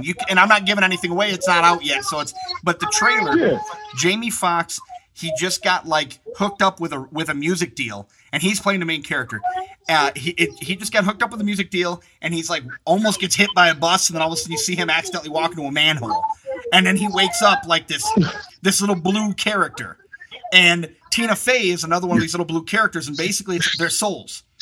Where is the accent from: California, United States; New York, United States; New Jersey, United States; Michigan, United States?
Michigan, United States; I'm from Michigan